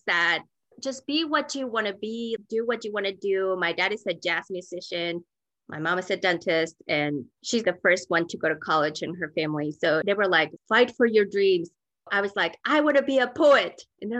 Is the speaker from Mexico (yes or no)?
yes; Mexico City, Mexico; also born or lived in Sonora, Mexico / Decatur, Georgia; now in Denver, United States; I grew up in Mexico City, but I was born in Northwest Mexico in the state of Sonora, which is the state that borders Arizona. My family is all from there, but I grew up in Coyoacán. It is a very old part of town